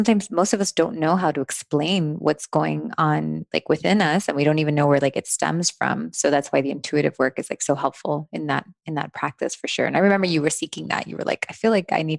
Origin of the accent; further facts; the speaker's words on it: Miami, Florida, United States; also born or lived in New Jersey; grew up in Miami